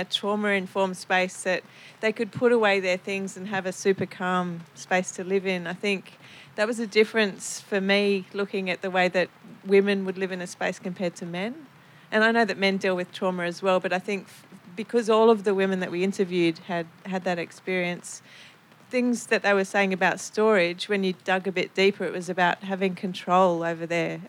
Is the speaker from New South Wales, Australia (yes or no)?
yes; Sydney, New South Wales, Australia; I'm from Sydney.